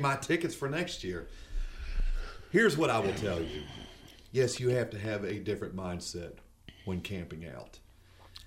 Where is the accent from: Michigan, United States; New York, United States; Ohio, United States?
Ohio, United States; outside of Cincinnati; growing up outside of Cincinnati